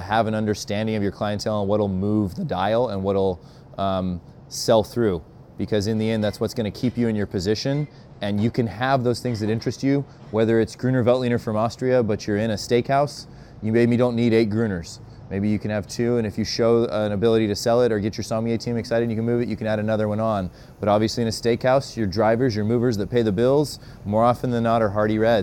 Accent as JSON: {"language": "English", "region": "Utah", "country": "United States", "said": "I'm also from Utah, so effing is a normal part of my verbiage"}